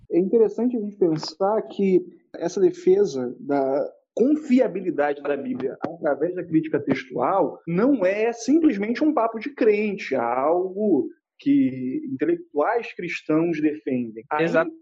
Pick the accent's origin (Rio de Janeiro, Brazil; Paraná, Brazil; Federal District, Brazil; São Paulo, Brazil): Rio de Janeiro, Brazil; Eu sou da Riboechá, do Rio de Janeiro, tenho 23 anos.